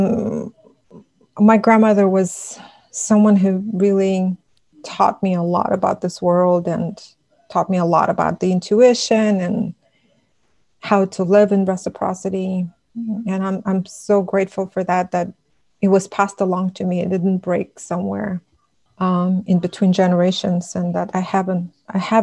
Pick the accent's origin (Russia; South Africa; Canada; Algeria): Russia; first language Buryat; English is a second language; moved away as an adult; now in United States; I transitioned from living in a village, in a small village, to a big city where the majority of the population was Russian, and how it affected my development, and how I got colonized in so many ways, and then how I moved from Russia to the United States